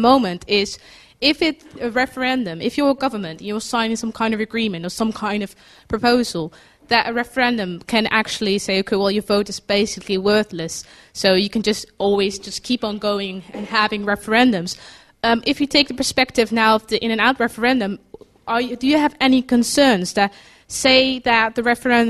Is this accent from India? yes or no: no; Netherlands; I'm from the Netherlands